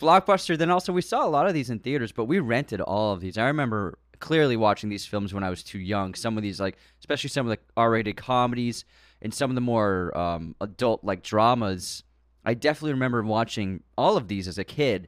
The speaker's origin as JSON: {"language": "English", "country": "United States", "tie": "born or raised there", "said": "growing up in America"}